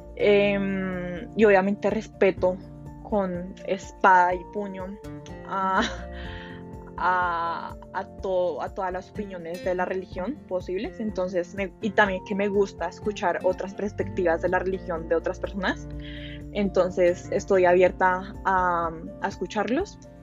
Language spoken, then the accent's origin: Spanish; Colombia; also born or lived in Hollywood, Florida, United States; vivo en Colombia, pero originalmente, o sea, nací en Hollywood, eh, Florida, o sea, en Estados Unidos. A los 6 ah, años, por temas personales, eh, me tuve que mudar a Colombia